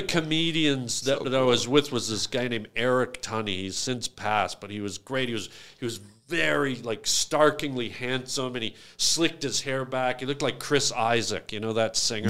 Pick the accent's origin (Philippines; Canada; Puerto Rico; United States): Canada; we're from Canada